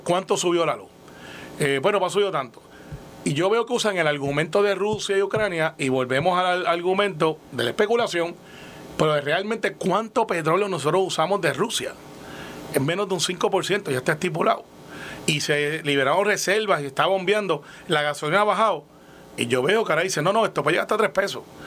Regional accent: Puerto Rico; como somos los puertorriqueños

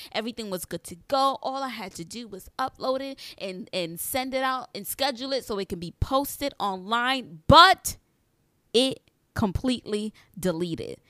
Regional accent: New York City, New York, United States; I am an entrepreneur from New York City

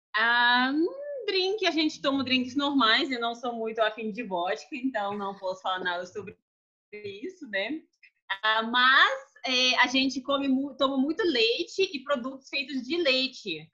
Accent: Moscow, Russia; Portuguese is a second language; moved away as an adult; now in Brasília, Brazil; sou de Moscou

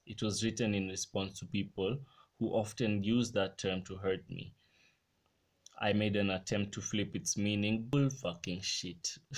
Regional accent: Kenya; my country right now in kenya

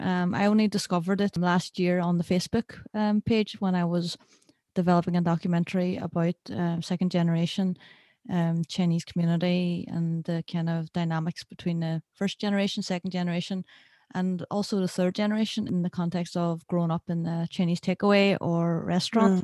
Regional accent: Derry, Northern Ireland, United Kingdom; a filmmaker from Derry

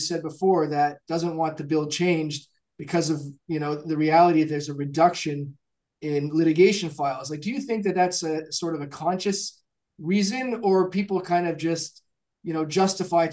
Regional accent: Canada; I'm a Canadian myself

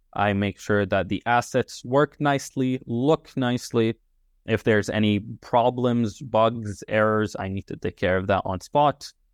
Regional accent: Tripoli, North Governorate, Lebanon; moved away as an adult; now in United Kingdom; I'm from Tripoli

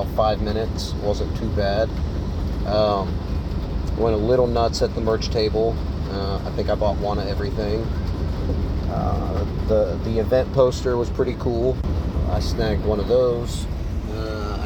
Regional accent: Zanesville, Ohio, United States; I'm from Zanesville, Ohio

